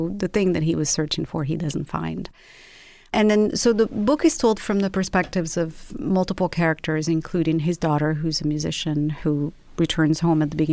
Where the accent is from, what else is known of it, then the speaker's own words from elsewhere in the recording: Rabat, Rabat-Salé-Kénitra, Morocco; also born or lived in London; now in Los Angeles, United States; I was born and raised in Rabat, which is the capital of Morocco.